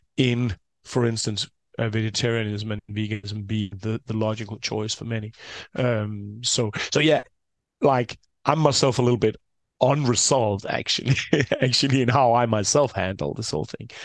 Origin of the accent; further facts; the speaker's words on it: Denmark; I'm from Denmark, a fairly small country with around six, uh, six million people